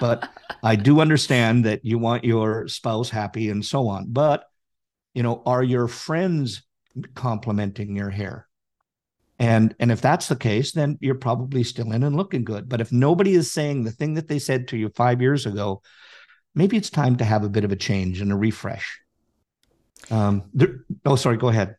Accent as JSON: {"language": "English", "country": "Canada", "said": "I'm Canadian"}